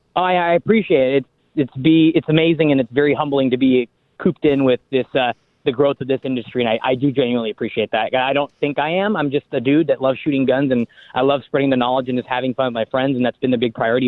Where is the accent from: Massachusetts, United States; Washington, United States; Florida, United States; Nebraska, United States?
Washington, United States; I'm from Washington State.